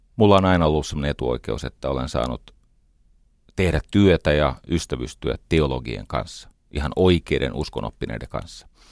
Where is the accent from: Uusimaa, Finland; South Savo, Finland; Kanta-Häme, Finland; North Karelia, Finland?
Uusimaa, Finland; Espoo; Mä olen varttunut Iivisniemessä